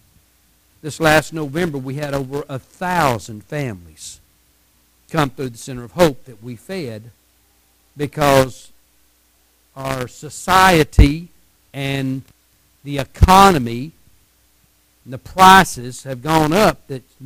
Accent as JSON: {"language": "English", "region": "Texas", "country": "United States"}